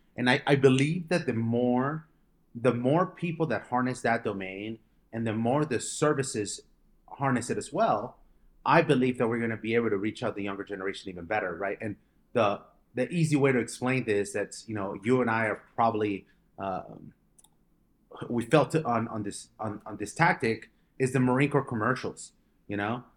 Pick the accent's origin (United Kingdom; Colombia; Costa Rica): Colombia; now in United States; I was born in Colombia, and, uh, my parents, uh, decided to move to America in two thousand four.